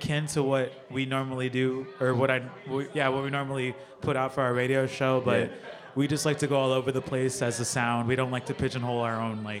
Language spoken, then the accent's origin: English; Ventura, California, United States; moved away as an adult; also born or lived in San Diego, California; now in New York City, United States; Born and raised in Ventura, California, a little beach town between Santa Barbara and Los Angeles. But I came up in SD, went there for school